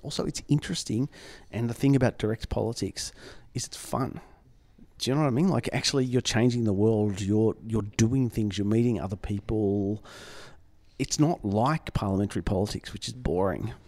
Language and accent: English; Melbourne, Victoria, Australia; I'm from Melbourne